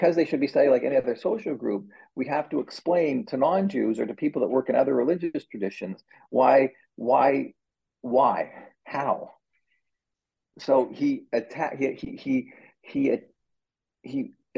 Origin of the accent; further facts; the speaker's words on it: Canada; moved away as an adult; now in United States; I say this as a Canadian